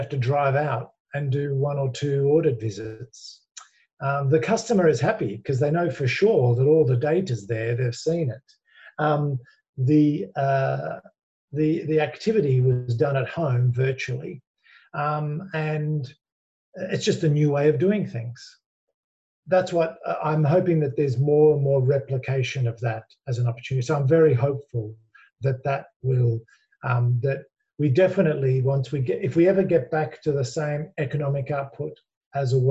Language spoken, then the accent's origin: English; Australia; accent: Australian; you can hear from my accent, I'm an Aussie